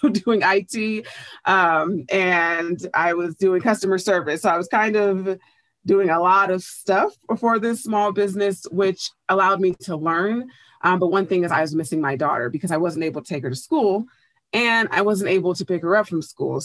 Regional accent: Oakland, California, United States; I grew up in Bay Area, California, specifically Oakland

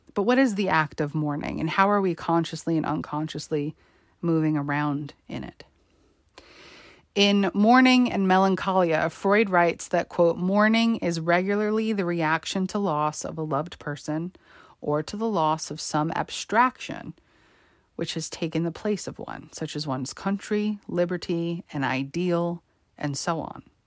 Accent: New York, United States; Growing up in New York, and attending high school on Staten Island on September eleventh, two thousand one

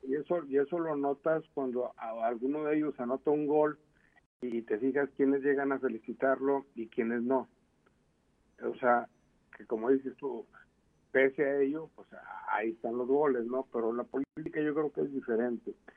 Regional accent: Mexico; somos los mexicanos

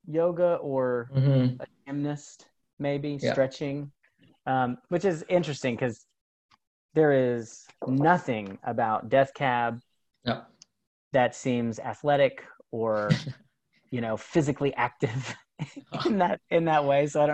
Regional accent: Tulsa, Oklahoma, United States; here in my hometown in Tulsa

